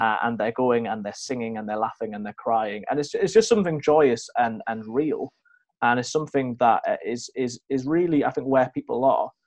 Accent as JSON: {"language": "English", "town": "Newcastle upon Tyne", "region": "North East England", "country": "United Kingdom", "moved": "yes", "lives_now": "Worksop, United Kingdom", "said": "I'm from Newcastle"}